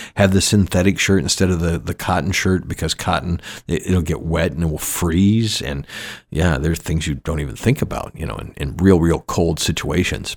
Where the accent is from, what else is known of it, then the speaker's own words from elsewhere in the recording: Atlanta, Georgia, United States; moved away as an adult; also born or lived in Florida / Grand Cayman, Cayman Islands; now in Kenai Peninsula, Alaska, United States; the same eighty that I grew up with in Georgia